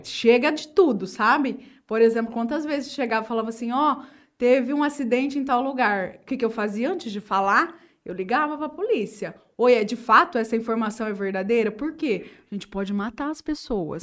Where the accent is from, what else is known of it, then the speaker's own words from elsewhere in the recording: Urânia, São Paulo, Brazil; Eu nasci em Urânia, inclusive na época que a Santa Casa realizava partos, então eu sou natural de Urânia